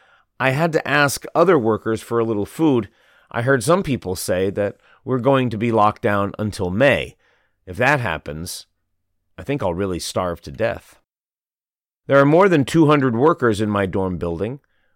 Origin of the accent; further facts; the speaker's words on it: Wuhu, Anhui, China; now in Shanghai, China; I'm originally from Wuhu, Anhui Province. I've been living in Shanghai for over 30 years because of the high salary and great job opportunities here.